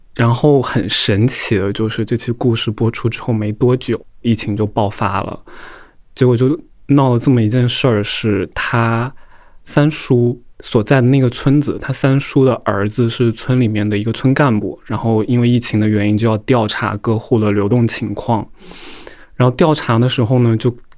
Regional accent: Hubei, China; moved away as an adult; now in Beijing, China; 我是湖北人

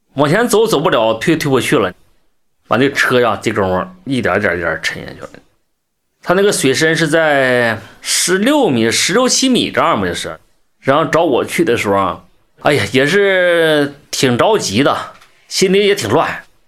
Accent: Zhaodong, Heilongjiang, China; 我是黑庄江省赵总市人。今年是四十六岁，我是十九岁当兵的

